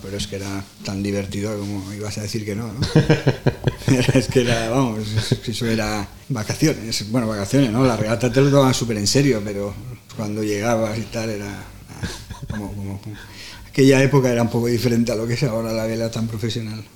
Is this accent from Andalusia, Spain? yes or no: no; Palma, Balearic Islands, Spain; Yo soy de Campastilla, el club de Campastilla